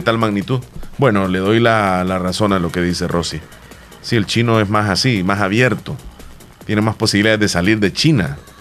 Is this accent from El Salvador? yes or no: yes; El Salvador; un país como El Salvador